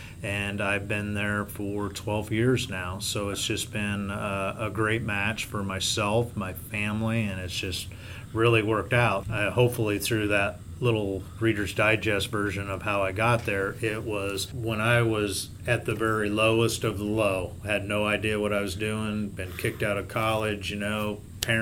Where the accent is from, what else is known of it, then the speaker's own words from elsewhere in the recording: Knoxville, Iowa, United States; the Knoxville Hospital and Clinics, which is my hometown.